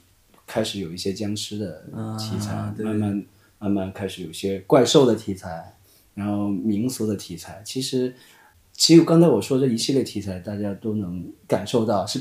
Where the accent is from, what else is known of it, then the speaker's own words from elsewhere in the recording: Nanning, Guangxi, China; 我是南宁的。